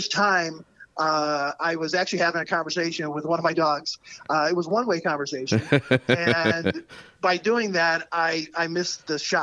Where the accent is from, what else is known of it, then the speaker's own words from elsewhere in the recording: Ireland; now in Chicago, United States; I'm originally from Ireland and I go back home twice a year.